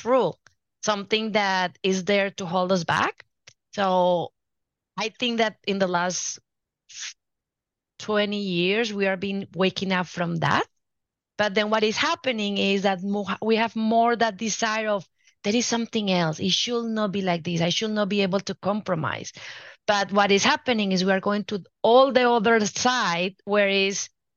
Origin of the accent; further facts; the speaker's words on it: Colombia; moved away; I'm from Colombia originally, and I grew up watching both of my parents always talking